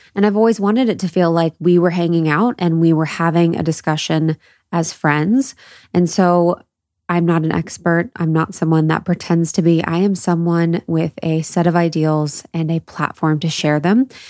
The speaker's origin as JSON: {"language": "English", "region": "Midwest", "country": "United States", "tie": "born or raised there", "said": "growing up in the Midwest"}